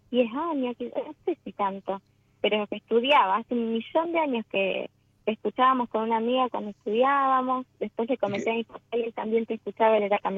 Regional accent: San Nicolás, Buenos Aires Province, Argentina; now in Rincón de los Sauces, Argentina; Yo soy de San Nicolás, pero ahora estoy en de, Buenos Aires, pero ahora estoy en Rincón de los Sauces, Neuquén.

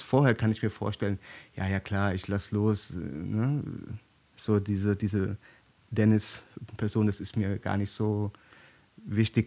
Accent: Germany; hier bei uns in Deutschland

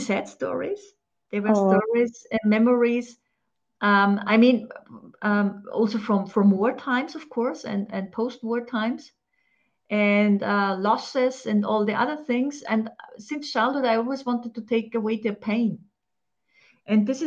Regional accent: Austria; I'm from Austria

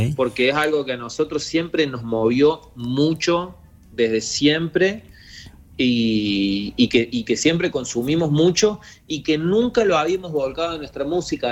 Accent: Río Tercero, Córdoba, Argentina; moved away; somos dos pibes de Río Tercero, ya no tan pibes. Sí, sí. Pero, pero éramos dos pibes que vivían en Río Tercero, que era una ciudad muy chica del interior

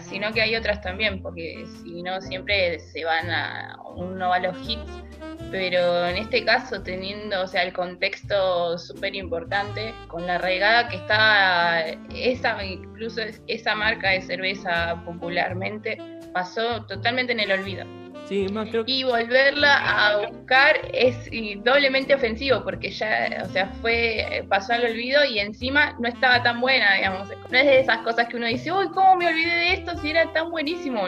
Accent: Quilmes, Buenos Aires Province, Argentina; los que somos oriundos de, de Quilmes

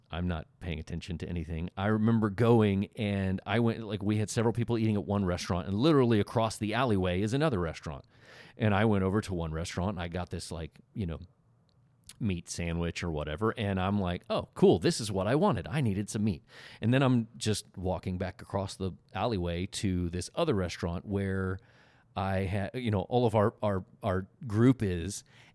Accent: Oklahoma, United States; I'm from Oklahoma

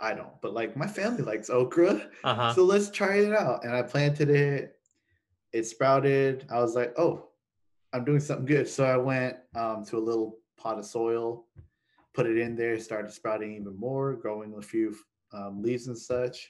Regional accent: Lawton, Oklahoma, United States; moved away as an adult; now in Edmond, United States; I originally went to Cameron University because I was born in Lawton

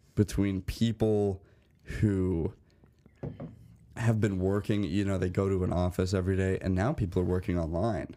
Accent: Bloomington, Illinois, United States; moved away as an adult; now in North Dakota, United States; I'm from Bloomington, Normal, Illinois.

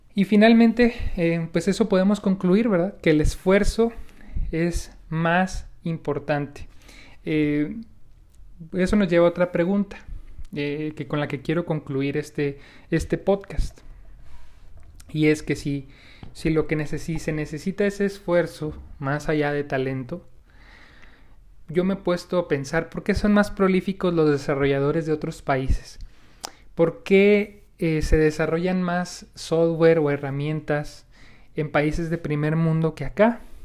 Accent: Mexico; como mexicanos en nuestro caso, tenemos algunos malos hábitos

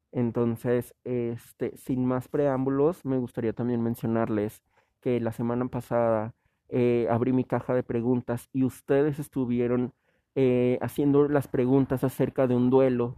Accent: Mexico; como mexicanos

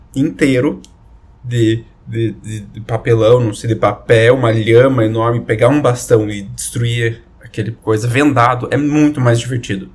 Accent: Brazil

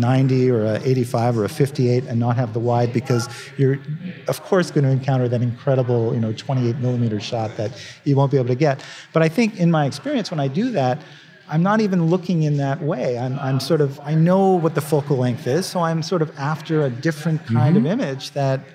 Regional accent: Canada; now in United States; I'm a Canadian, now I'm a proud American, but, I started out, I was a Canadian back then

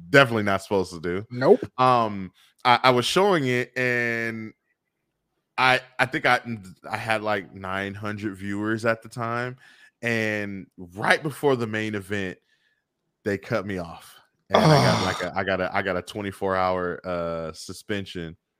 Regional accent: Bay Area, California, United States; growing up in the Bay Area

